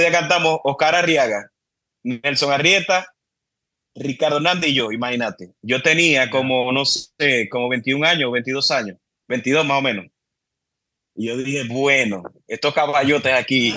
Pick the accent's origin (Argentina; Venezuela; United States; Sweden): Venezuela; Cabimas, Zulia; moved away as an adult; also born or lived in Maracaibo, Venezuela; now in Dominican Republic; yo, nací en Maracaibo, y viví en Maracaibo hasta los cinco años y de Maracaibo me fui para Cabimas.